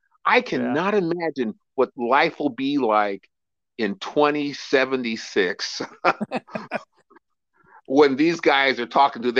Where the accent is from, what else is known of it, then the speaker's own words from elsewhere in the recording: Sacramento, California, United States; In Sacramento, California.